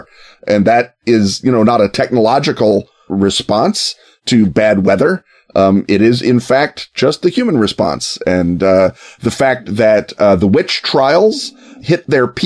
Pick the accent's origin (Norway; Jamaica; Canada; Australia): Canada; now in Chicago, United States; as a Canadian and a Chicagoan